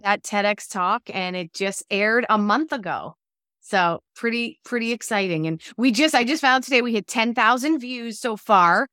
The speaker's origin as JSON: {"language": "English", "region": "New Jersey", "country": "United States", "also_born_or_lived": "Los Angeles", "said": "I'm from New Jersey, I live in New Jersey"}